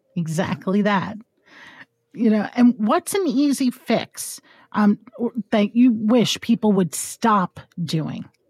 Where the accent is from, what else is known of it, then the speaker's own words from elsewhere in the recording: Hudson Valley, New York, United States; I'm from New York, and, uh, people always think New York, New York City, which, believe me, I love New York City, but I am an hour, I'm in the Hudson Valley